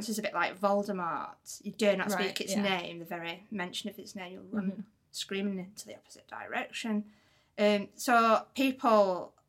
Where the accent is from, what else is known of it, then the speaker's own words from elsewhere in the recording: Wigan, North West England, United Kingdom; moved away; People still get confused by my accent because I've not actually lived in Wigan for like 20 years.